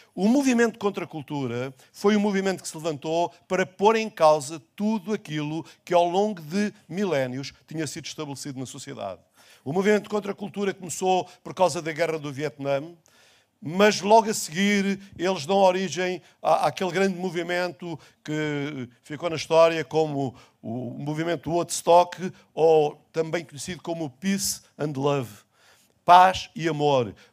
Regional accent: Portugal; o mundo onde eu nasci, o Portugal onde eu cresci, já não existe mais

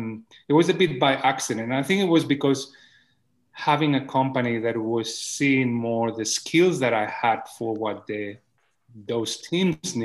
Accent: Barcelona, Catalonia, Spain; English is a second language; moved away; I was born in Barcelona in the 1970s

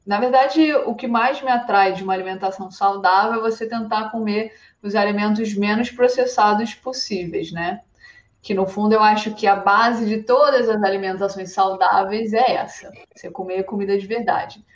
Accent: Rio de Janeiro, Brazil; moved away as an adult; now in Arco, Italy; Eu sou do Rio de Janeiro

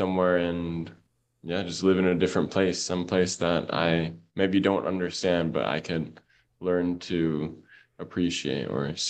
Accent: Oxnard, California, United States; moved away as an adult; now in Tunisia; But I am from California, born and raised, and that's in Oxnard, actually, which is a little bit north of Los Angeles.

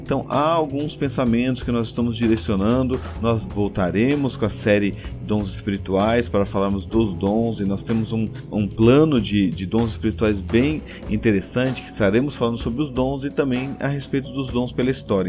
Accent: Blumenau, Santa Catarina, Brazil; eu também sou de Blumenau.

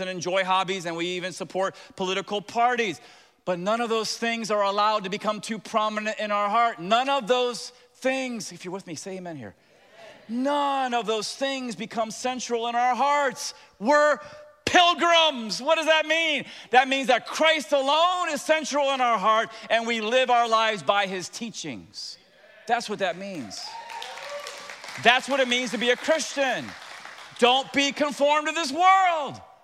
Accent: Tampa, Florida, United States; I'm from Tampa

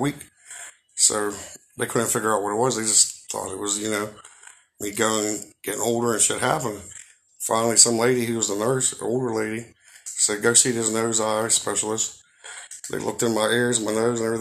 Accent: Pittsburgh, Pennsylvania, United States; Garfield, and then moved to Bloomfield, and moved back to Garfield, then Stanton Heights with my grand. Then when I was old enough, I moved back to Garfield

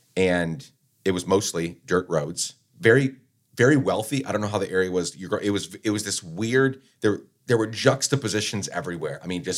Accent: Guatemala City, Guatemala Department, Guatemala; So when I think about childhood growing up in Guatemala, you know, kidnappings, murders, like all the crazy stuff happening. We lived right in the heart of Guatemala City.

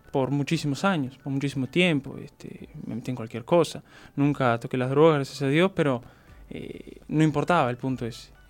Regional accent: Montevideo, Uruguay; also born or lived in Florida; Nací acá en Montevideo nos habíamos ido a Florida por un tema de que, ta, mi madre tenía a mi abuela

